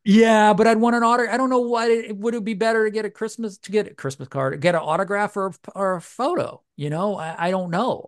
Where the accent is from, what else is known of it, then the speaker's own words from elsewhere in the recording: New Orleans, Louisiana, United States; moved away; I love New Orleans, man. That's my hometown.